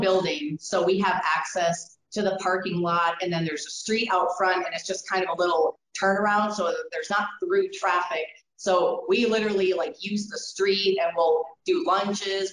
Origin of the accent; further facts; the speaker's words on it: Wisconsin, United States; moved away as an adult; now in Colorado, United States; I came from Wisconsin